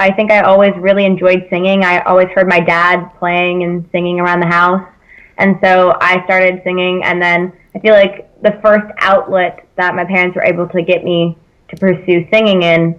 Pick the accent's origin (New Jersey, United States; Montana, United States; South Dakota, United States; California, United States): California, United States; now in South Carolina, United States; I'm from California, but not down the south side of it.